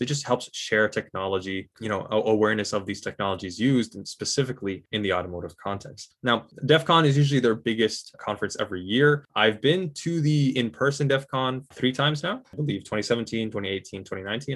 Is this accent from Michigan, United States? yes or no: yes; Michigan, United States; I was born and raised in Michigan